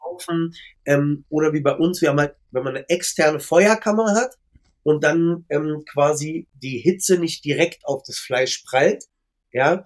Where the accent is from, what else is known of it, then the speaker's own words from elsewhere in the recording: Berlin, Germany; Ich bin ja selber gebürtiger Schöneberger